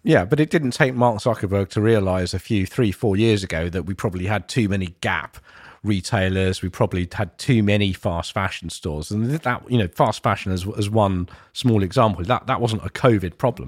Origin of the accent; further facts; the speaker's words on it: London, United Kingdom; places where I grew up in East London